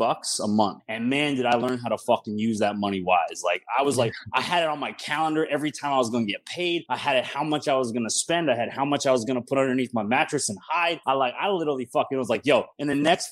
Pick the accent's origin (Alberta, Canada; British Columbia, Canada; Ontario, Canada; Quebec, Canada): Alberta, Canada; Calgary; moved away as an adult; now in Mexico; Born and raised in Calgary, Alberta, Canada. I lived there my whole life